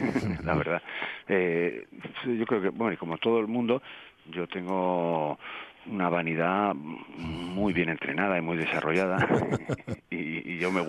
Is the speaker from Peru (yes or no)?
no; Asturias, Spain; yo también soy asturiano